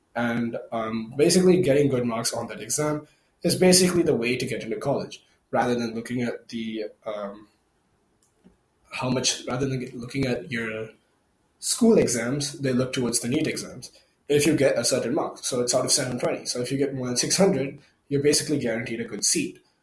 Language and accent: English; India; English is a second language; I'm from India